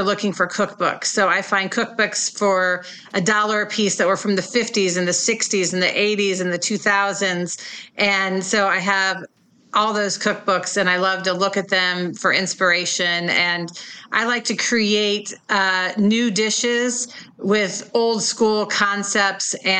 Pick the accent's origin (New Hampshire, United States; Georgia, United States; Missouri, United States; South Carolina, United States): Missouri, United States; Kansas City; moved away as an adult; also born or lived in Bay Area, California; I grew up in Kansas City, and when I was 22 years old, I moved to the Bay Area